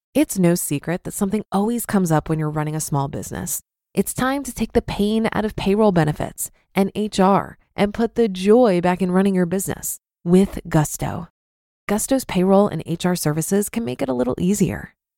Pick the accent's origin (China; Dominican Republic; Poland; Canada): Poland; moved away as an adult; now in United Kingdom; I grew up in Poland